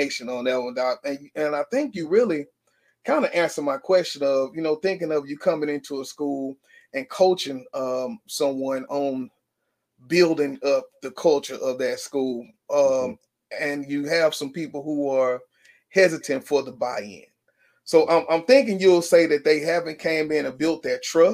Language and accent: English; Shreveport, Louisiana, United States; Shreveport, Louisiana. I said, wait a minute, man, that's my hometown.